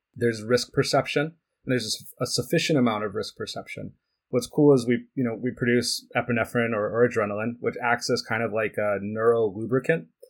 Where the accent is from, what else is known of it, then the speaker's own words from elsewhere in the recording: United States; also born or lived in Switzerland; dad's side of the family is Swiss, but I, I grew up in the United States.